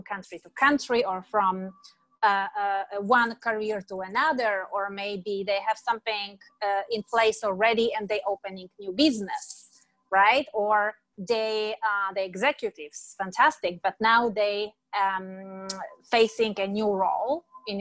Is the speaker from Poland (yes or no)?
yes; Poland; moved away as an adult; now in San Diego, United States; Originally, I am born and raised in Europe, in Poland, beautiful country with four seasons.